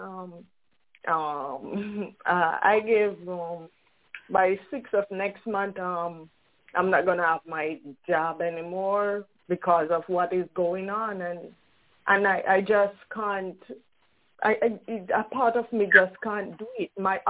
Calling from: Brooklyn, New York, United States; from Brooklyn, New York.

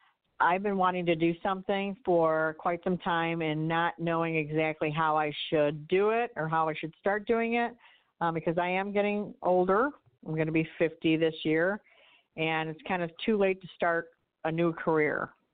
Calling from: Illinois, United States; Yep, from Illinois.

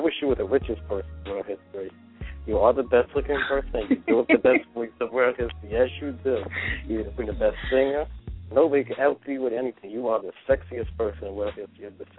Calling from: Charlotte, North Carolina, United States; from Charlotte.

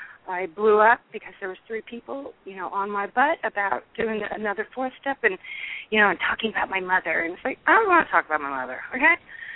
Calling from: California, United States; Hi, I'm calling from California.

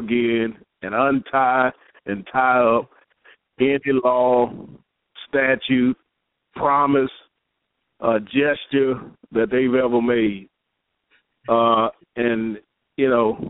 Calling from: Michigan, United States; I'm calling out of Michigan

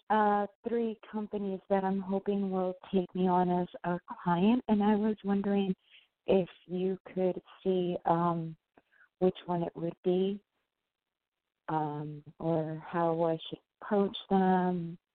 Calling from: New York, United States; …, New York.

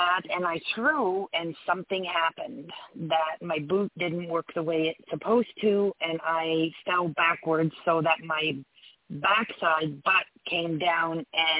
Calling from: Canada; I'm calling from Canada.

